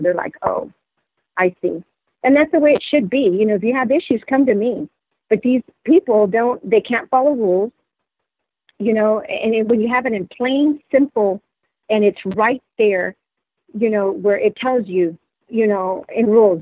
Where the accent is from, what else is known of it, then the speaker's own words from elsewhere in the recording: Texas, United States; moved away as an adult; also born or lived in San Antonio; now in Los Angeles, United States; I was born and raised in Texas